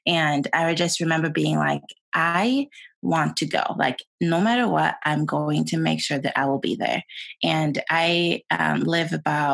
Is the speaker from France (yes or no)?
no; Sweden; English is a second language; moved away as an adult; also born or lived in Utah, United States; now in United States; I was born and raised in Sweden. And I came to the States 12 years ago.